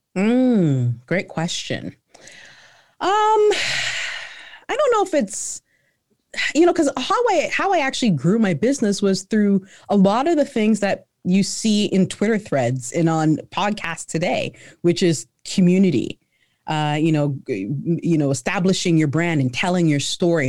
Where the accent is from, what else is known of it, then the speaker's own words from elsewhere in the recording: Canada; also born or lived in Ghana; I was born in Ghana, right? So, I came over to Canada, uh, when I was, um, when I was, uh, three